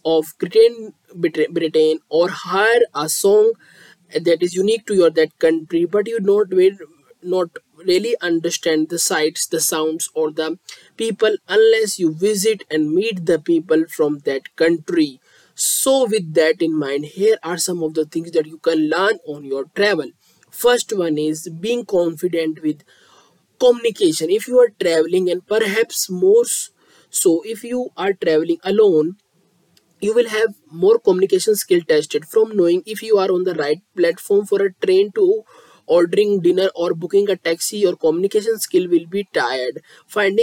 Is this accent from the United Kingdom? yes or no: no; India; I am from India.